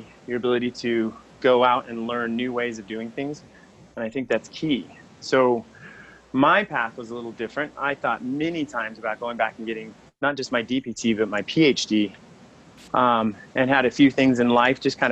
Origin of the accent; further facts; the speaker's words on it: Colorado, United States; moved away; also born or lived in Hawaii; I grew up in Colorado, which was predominantly white.